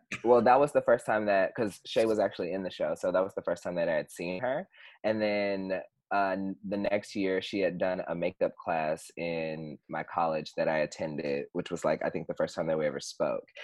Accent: Houston, Texas, United States; moved away as an adult; now in Chicago, United States; originally I'm from Houston, Texas, and I moved here

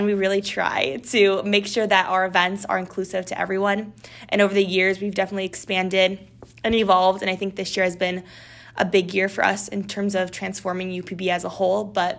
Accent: Northern California, United States; moved away; I'm originally from Northern California.

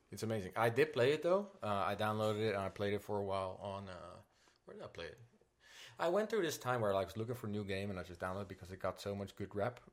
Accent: Netherlands; English is a second language; Coming from the Netherlands, though, I did not speak English at all.

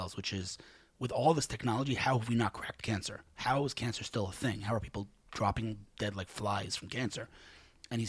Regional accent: New York, United States; now in Israel; I'm one of five brothers. We grew up in New York in Queens

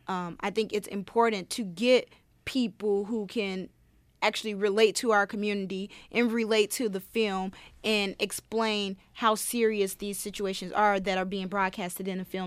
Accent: Chicago, Illinois, United States; moved away as an adult; now in Rochester, United States; I'm from Chicago.

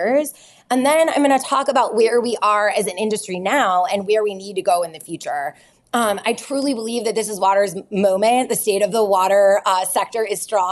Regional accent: between Detroit and Flint, Midwest, Michigan, United States; moved away; I grew up in the Midwest. I grew up halfway between Detroit and Flint

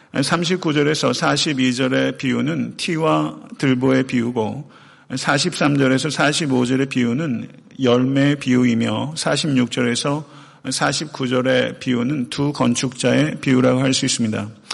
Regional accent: Chungcheong, South Korea; now in Atlanta, United States; 제가 원래 고향이 충청도인데요

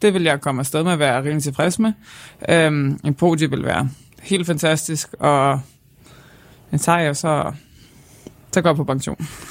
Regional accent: Denmark

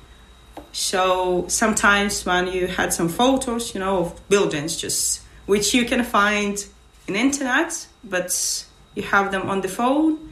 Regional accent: Mariupol, Donetsk Oblast, Ukraine; English is a second language; moved away as an adult; now in Sligo, Ireland; I'm from Mariupol and I spent that hard time there, and I left the city only in May.

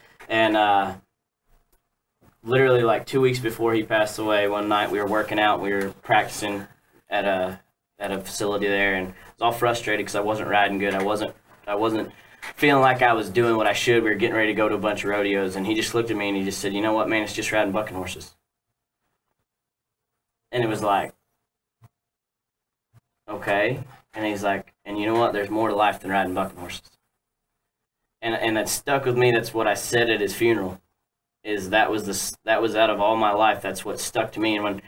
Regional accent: Western Australia, Australia; I mean, I'm actually from the Kimberleys in Australia, Western Australia.

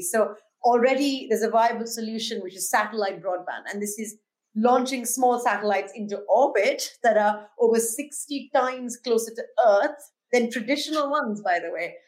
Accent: India; now in London, United Kingdom; my home country of India, where I'm originally from already

